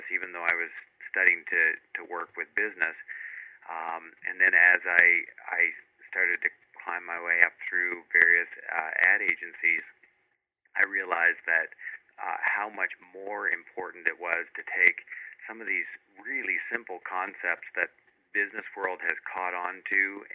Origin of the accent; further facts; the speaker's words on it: Fredericton, New Brunswick, Canada; moved away as an adult; also born or lived in Moncton, New Brunswick / South Carolina; I grew up in the Maritimes. I grew up in Fredericton, New Brunswick